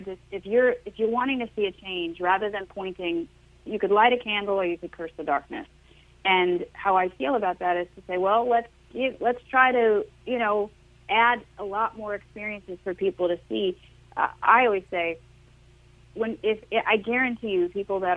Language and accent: English; Long Island, New York, United States; I'm from Long Island